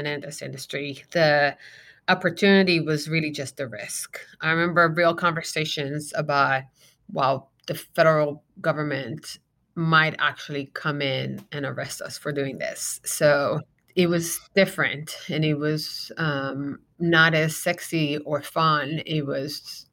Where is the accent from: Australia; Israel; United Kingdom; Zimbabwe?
Israel; now in Arizona, United States; I'm born and raised in Israel.